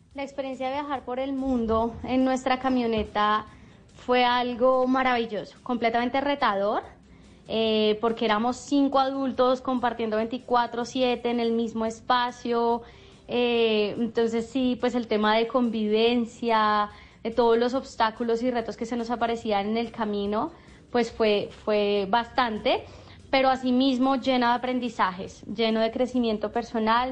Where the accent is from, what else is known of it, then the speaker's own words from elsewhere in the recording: Colombia; nosotros como emprendedores colombianos